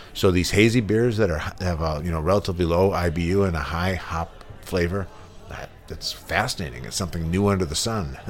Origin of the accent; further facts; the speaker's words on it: United States; when I was growing up in the United States in the 70s